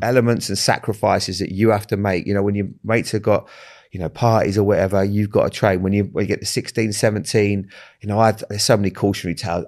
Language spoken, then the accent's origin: English; Bournemouth, South West England, United Kingdom; I grew up in Bournemouth